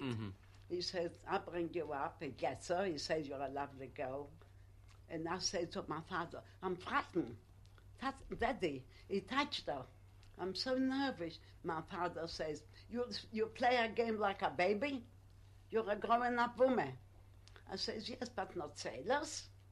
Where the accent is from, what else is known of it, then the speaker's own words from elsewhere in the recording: Poland; English is a second language; now in United Kingdom; I come from Poland. I couldn't speak English